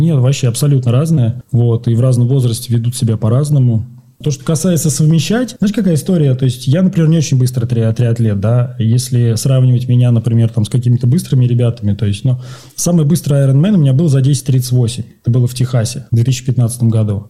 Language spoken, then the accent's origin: Russian; Moscow, Russia; moved away as an adult; now in Buenos Aires, Argentina; Я сам из Москвы